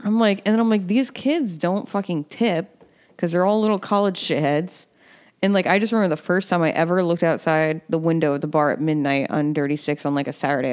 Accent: Western Massachusetts, United States; moved away as an adult; also born or lived in Ronkonkoma, Long Island; grew up in Western Mass

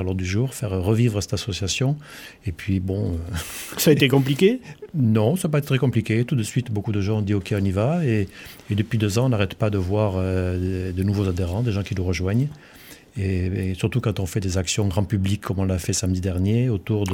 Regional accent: Vauvert, Occitania, France; je suis originaire de Vauvert

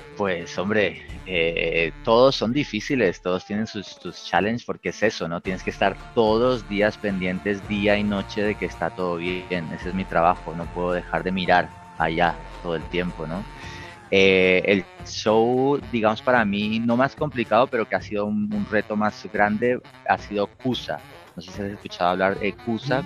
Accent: Colombia; moved away; los colombianos

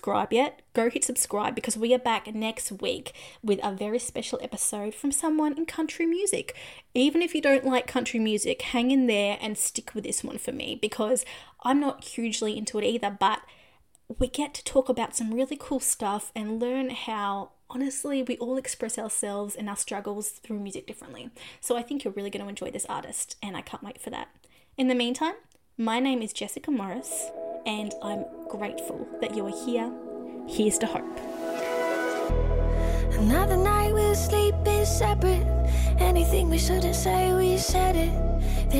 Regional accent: Australia; I'm from Australia

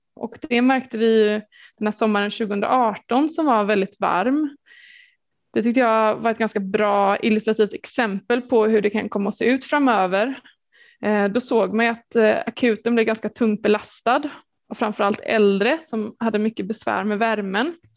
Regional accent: Gothenburg, Västra Götaland, Sweden; jag är från Göteborg

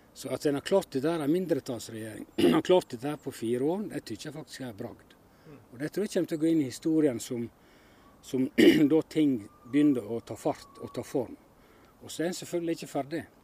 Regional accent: Hornindal, Norway; i heimefjella i Håndalen

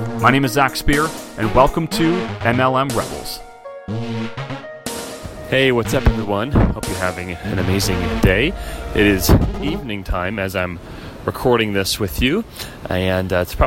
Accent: Chicago, Illinois, United States; moved away as an adult; also born or lived in San Diego; we're not from here, we're from Chicago

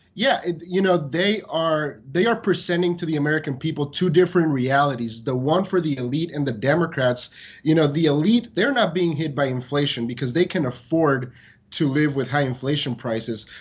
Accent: San Diego, California, United States; moved away; I grew up in San Diego

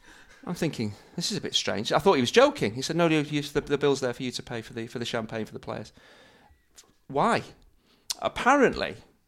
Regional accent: Manchester, North West England, United Kingdom; I'm born and bred in Manchester.

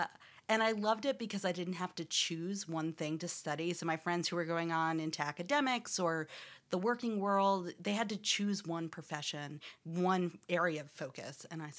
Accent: Albany, New York, United States; also born or lived in Shreveport, Louisiana; I was born in Louisiana, Shreveport, Louisiana, which is pretty rural, and lived there until like the beginning of elementary school, and then moved up north to Albany, New York.

